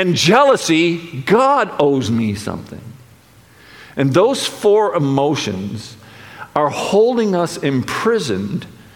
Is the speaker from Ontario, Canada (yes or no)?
no; Charlottetown, Prince Edward Island, Canada; I grew up in Charlottetown, PEI